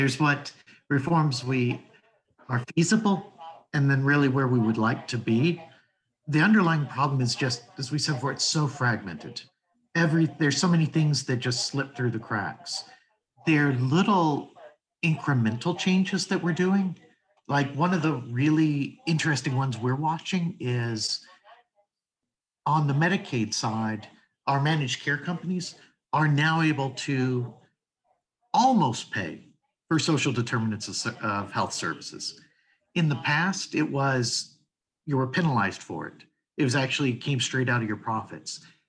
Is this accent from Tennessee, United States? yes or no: yes; Tennessee, United States; I'm from Tennessee.